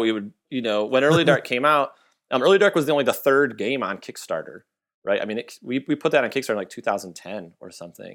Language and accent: English; Michigan, United States; now in Texas, United States; I'm from Michigan